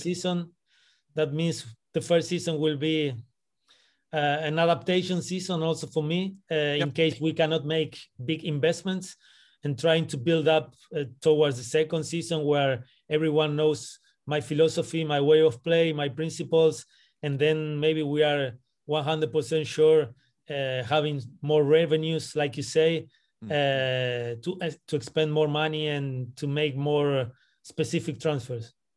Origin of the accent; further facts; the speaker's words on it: Buenos Aires, Argentina; also born or lived in Santiago, Chile / Brussels, Belgium; now in Washington, D.C., United States; I'm coming from Buenos Aires. That's where I was born. I've been living in Santiago de Chile. I've been living in Brussels